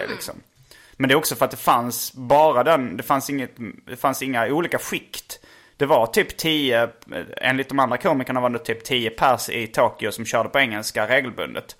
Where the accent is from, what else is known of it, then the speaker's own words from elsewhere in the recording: Sweden; jag är från Sverige